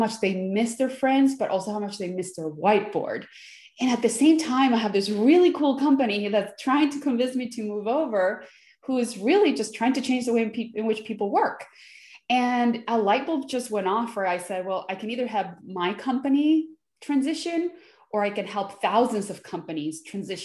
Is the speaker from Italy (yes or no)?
no; Venezuela; now in United States; I was born in Venezuela. And then as the country started getting a little bit politically unstable, we decided to leave and we came to the United States. So I've been here in the United States since 95.